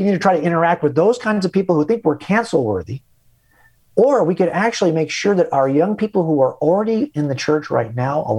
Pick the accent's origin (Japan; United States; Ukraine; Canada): United States; California; I'm a Californian because I was born here